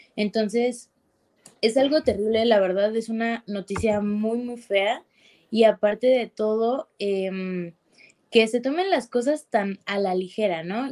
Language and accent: Spanish; Mexico City, Mexico; yo no soy de Monterrey, yo soy de acá, de la Ciudad de México